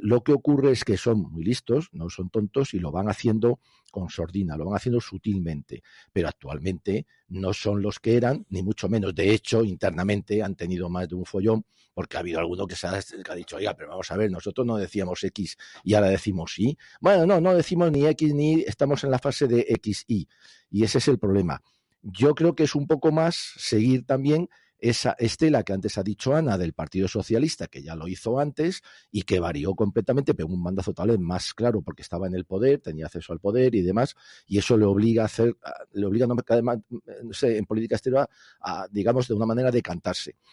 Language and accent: Spanish; Spain; nosotros, europeos españoles, españoles europeos